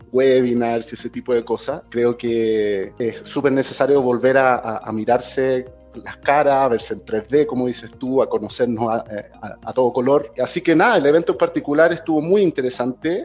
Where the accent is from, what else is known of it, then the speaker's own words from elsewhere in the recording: Chile; moved away as an adult; now in Mexico; yo soy chileno.